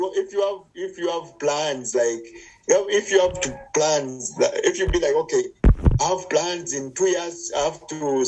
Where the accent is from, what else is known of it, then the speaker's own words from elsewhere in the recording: Uganda; I'm from Uganda in Africa